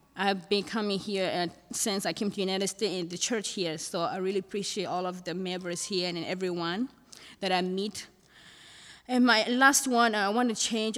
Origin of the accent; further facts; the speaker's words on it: Thailand; moved away; I'm from Thailand.